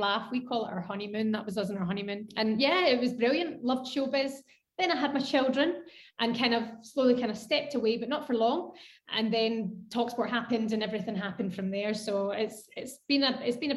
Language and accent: English; Scotland, United Kingdom; I'm Scottish, born and bred, and love Scotland